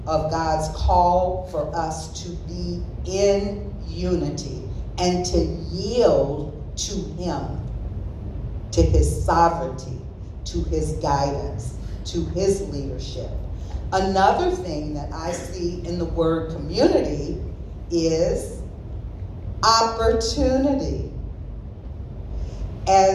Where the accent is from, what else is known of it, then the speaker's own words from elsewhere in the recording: the South, United States; I grew up in the South